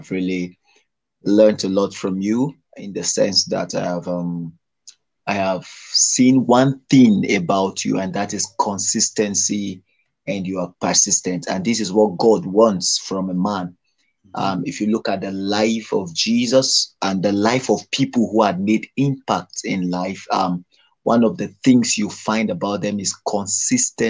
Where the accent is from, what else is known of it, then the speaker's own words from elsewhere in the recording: Nigeria; I'm from Nigeria